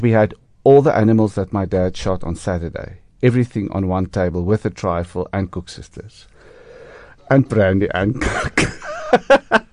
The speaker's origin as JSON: {"language": "English", "town": "Harrismith", "region": "Free State", "country": "South Africa", "tie": "born or raised there", "moved": "yes", "lives_now": "Johannesburg, South Africa", "said": "I'm actually from Harry Smith and the Free State"}